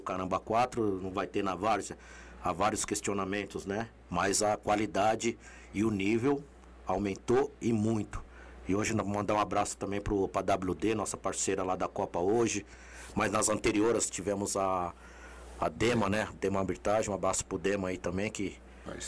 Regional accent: Brazil; todo brasileiro, eu tenho fé

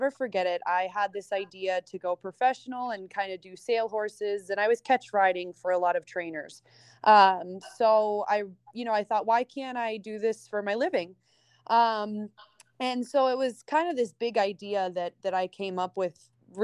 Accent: Pittsburgh, Pennsylvania, United States; moved away as an adult; now in Wellington, United States; I'm originally from Pittsburgh, Pennsylvania. I moved to Wellington 7 years ago.

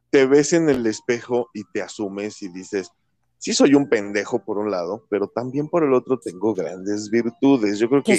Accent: Mexico; como buen mexicano

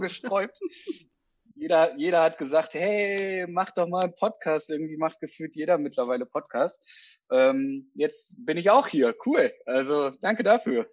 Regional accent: Petershagen, North Rhine-Westphalia, Germany; now in Osnabrück, Germany; ich habe meine Heimat, ne, also Kreis Peters, also Petershagen als Stadt, beziehungsweise ähm, halt Windheim da oben die Ecke, der der nördlichste Teil von OWL

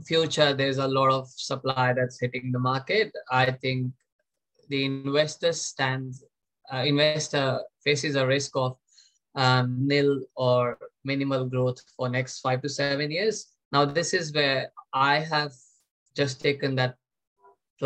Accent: India; moved away as an adult; with the help of parents back in my home country, India.

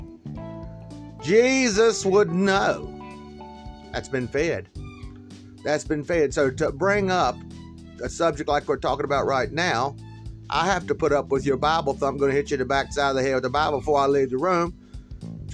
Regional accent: United States; I'm American. I was born American

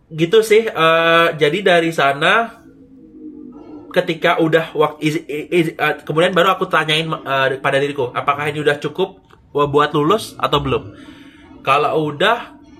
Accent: Padang, West Sumatra, Indonesia; moved away as an adult; also born or lived in Yogyakarta; Aku orang Padang tapi kuliah di Jogja

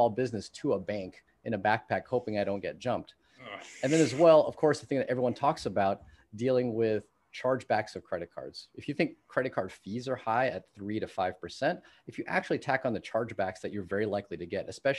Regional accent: California, United States; And given that I grew up in the Bay Area, you know, worked in Silicon Valley, used to work for NVIDIA.

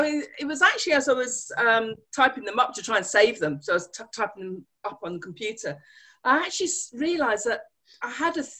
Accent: London, United Kingdom; now in Worcester, United Kingdom; I live in the beautiful city of Worcester, although originally I was born in London

